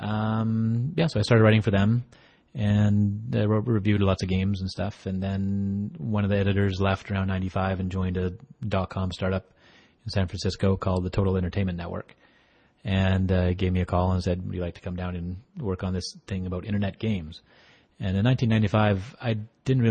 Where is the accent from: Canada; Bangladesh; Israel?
Canada; Alberta; I'm from Alberta, Canada